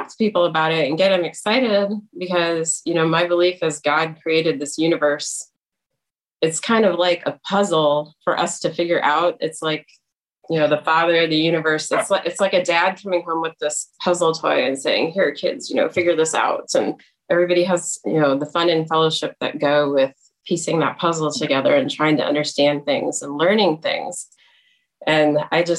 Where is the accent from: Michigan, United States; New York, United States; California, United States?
Michigan, United States; East Lansing; moved away as an adult; also born or lived in Indiana / North Carolina; now in Indianapolis, United States; I grew up in East Lansing, Michigan